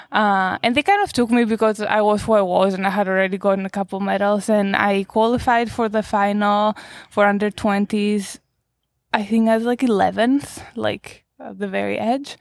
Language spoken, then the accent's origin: English; Greece; moved away; I was born in Greece. I grew up in Greece